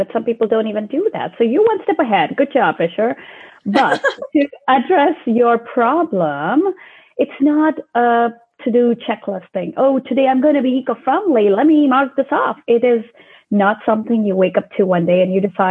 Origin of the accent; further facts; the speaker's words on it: India; moved away; So I was born in India, and growing up in India, we were always very close to nature because I belong to a very small town near the Himalayan mountains